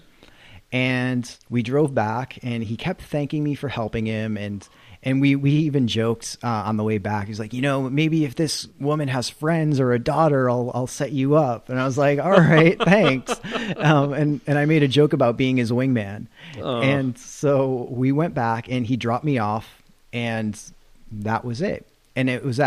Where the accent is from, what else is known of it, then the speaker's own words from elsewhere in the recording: Massachusetts, United States; I'm from Massachusetts